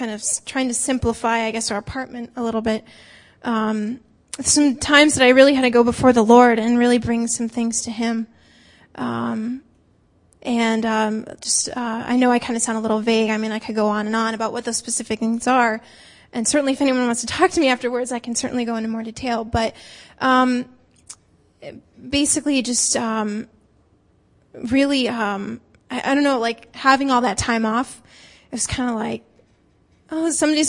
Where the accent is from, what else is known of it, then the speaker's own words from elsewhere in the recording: northern New Jersey, United States; moved away as an adult; also born or lived in Iowa / Minnesota; now in Massachusetts, United States; I grew up in northern New Jersey